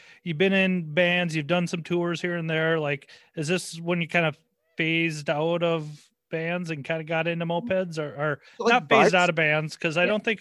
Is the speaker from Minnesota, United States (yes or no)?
yes; Lake Crystal, Minnesota, United States; now in St. Paul, United States; I live in St. Paul, but I grew up in a town nobody's ever heard of. Lake Crystal.